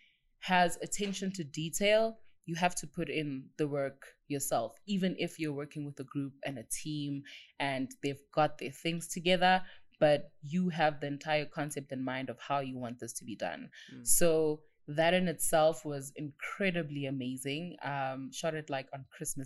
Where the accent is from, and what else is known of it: South Africa